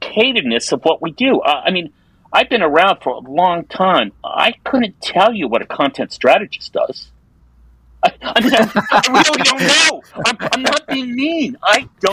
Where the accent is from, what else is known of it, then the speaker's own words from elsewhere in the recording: New York, United States; I grew up in New York